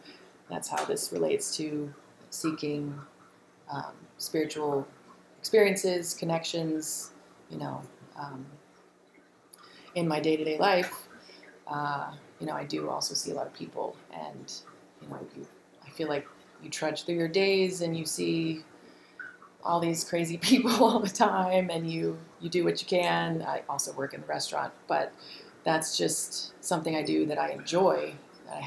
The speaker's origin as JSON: {"language": "English", "region": "the South", "country": "United States", "tie": "born or raised there", "said": "I grew up in the South, and it was a lovely childhood."}